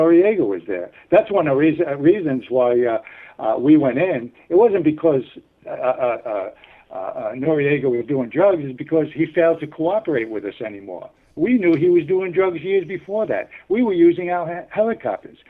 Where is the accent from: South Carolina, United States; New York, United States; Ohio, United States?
New York, United States; New York City; moved away as an adult; growing up in New York